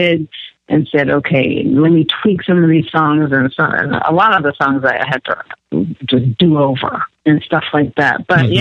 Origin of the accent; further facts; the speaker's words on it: United States; also born or lived in Bethesda, Maryland; I was actually born in the States